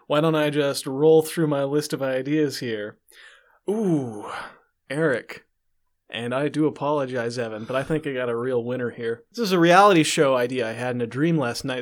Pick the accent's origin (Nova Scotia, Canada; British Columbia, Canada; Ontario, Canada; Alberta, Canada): Alberta, Canada; Calgary; I'm from Calgary